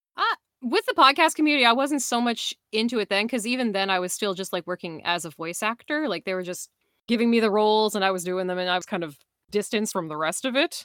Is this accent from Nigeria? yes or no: no; Canada; I'm from Atlanta, Canada